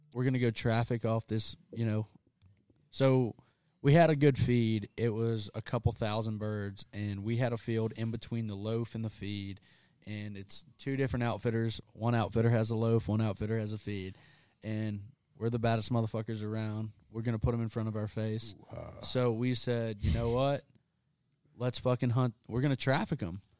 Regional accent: South Louisiana, United States; I'm from South Louisiana

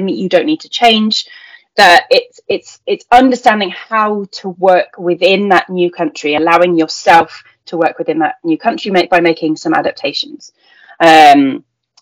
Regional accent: United Kingdom; moved away as an adult; also born or lived in Taiwan; as a British person

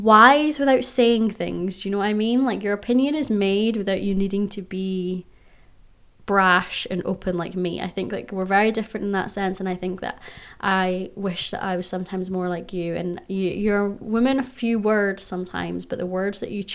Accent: Scotland, United Kingdom; I'm a Scot

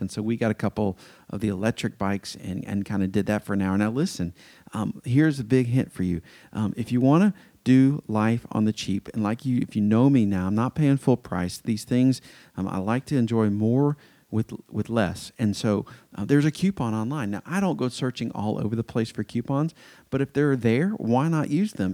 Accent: Atlanta, Georgia, United States; moved away as an adult; also born or lived in Athens, Georgia / Fort Worth, Texas / Anderson, South Carolina; I grew up in Metro Atlanta

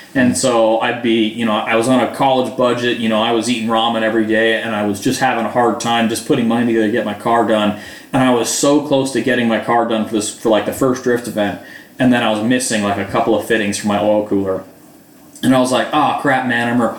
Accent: Arizona, United States; moved away as an adult; also born or lived in Utah / Michigan; now in South Carolina, United States; I'm originally from Arizona

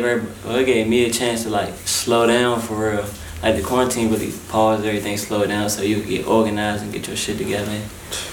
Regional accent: Washington, District of Columbia, United States; also born or lived in California; now in Atlanta, United States; I'm from D.C.

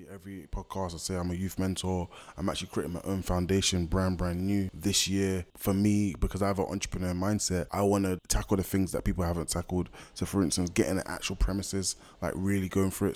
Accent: London, United Kingdom; The only ones we could really relate to growing up in London was probably footballers

